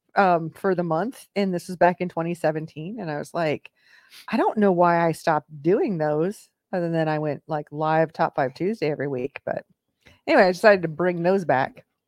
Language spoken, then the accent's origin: English; Iowa, United States; moved away; I grew up in Iowa